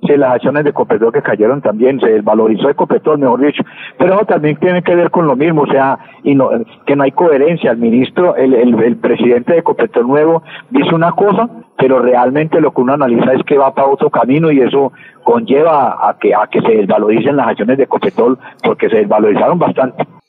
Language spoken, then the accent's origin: Spanish; Colombia; como colombiano